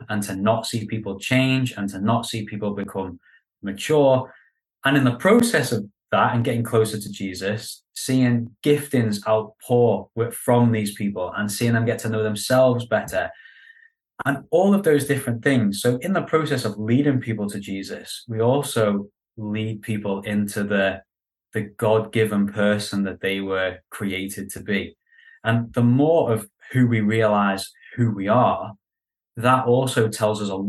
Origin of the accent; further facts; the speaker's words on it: Liverpool, North West England, United Kingdom; moved away as an adult; now in London, United Kingdom; I'm from Liverpool